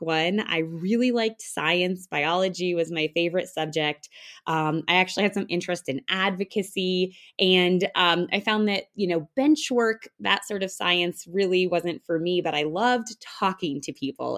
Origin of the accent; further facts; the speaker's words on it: Denver, Colorado, United States; I practice in the Denver, Colorado area, and that's actually where I'm from.